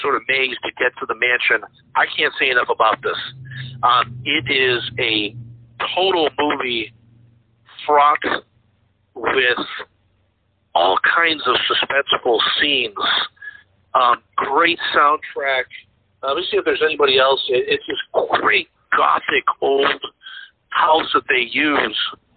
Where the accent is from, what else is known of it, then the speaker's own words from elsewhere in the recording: Sturbridge, Massachusetts, United States; My hometown, where I grew up in Sturbridge, Massachusetts